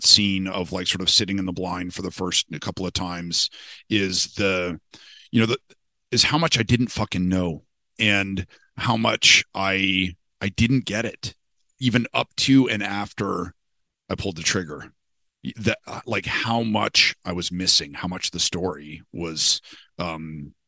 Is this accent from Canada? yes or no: yes; Canada; I was born in Canada. We had, you know, a fucking black bear in our backyard